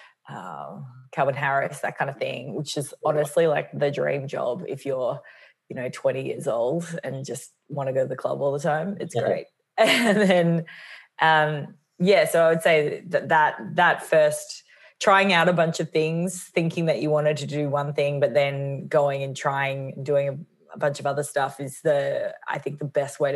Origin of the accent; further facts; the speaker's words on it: Australia; moved away as an adult; also born or lived in New York, United States / Los Angeles, United States; I'm based in Melbourne, Australia for now. I am Australian, but I spent the last 9 years in New York